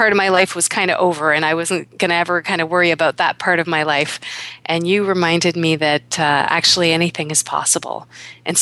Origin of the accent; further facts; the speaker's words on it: Kingston, Ontario, Canada; also born or lived in Toronto; When I was 9 years old, we moved from Toronto to Kingston with our new family